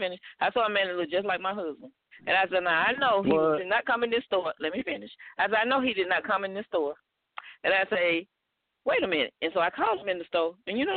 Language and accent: English; Alabama, United States; Because I'm from Alabama.